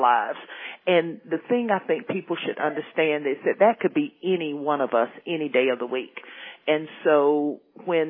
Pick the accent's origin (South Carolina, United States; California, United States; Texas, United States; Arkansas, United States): South Carolina, United States; Spartanburg; Spartanburg is actually my hometown.